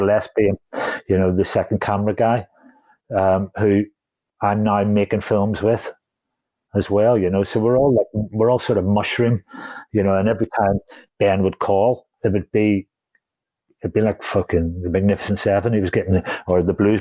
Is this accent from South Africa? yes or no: no; Holywood, Northern Ireland, United Kingdom; I'm from Hollywood, so that's down the road